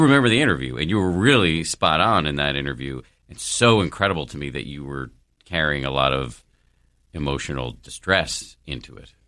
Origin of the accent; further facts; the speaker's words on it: Massachusetts, United States; I was born in the People's Republic of Massachusetts. Both of my parents are scientists.